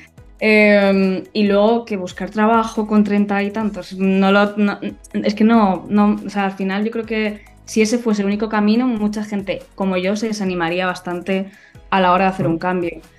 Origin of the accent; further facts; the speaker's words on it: Madrid, Community of Madrid, Spain; also born or lived in Germany; yo nací en Madrid y casi siempre he vivido en Madrid.